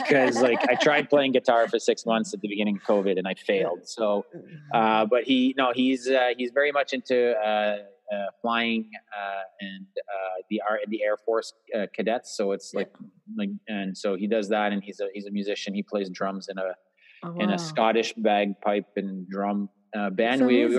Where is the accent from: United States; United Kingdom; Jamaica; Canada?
Canada; Quebec; we were from very humble background, and it's a part of Quebec, which is a province here in Canada. I'm biased, so I find it's the most beautiful province